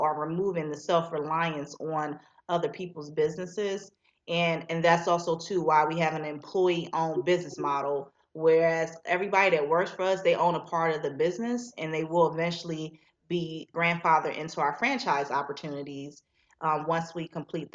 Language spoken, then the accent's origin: English; Philadelphia, Pennsylvania, United States; now in Macon, United States; I'm from Philadelphia, so I have an office there as well